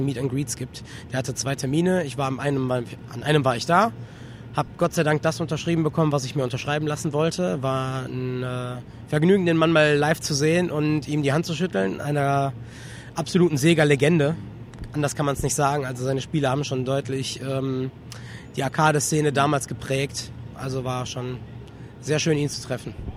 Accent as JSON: {"language": "German", "town": "Solingen", "region": "North Rhine-Westphalia", "country": "Germany", "said": "ich komme aus Solingen"}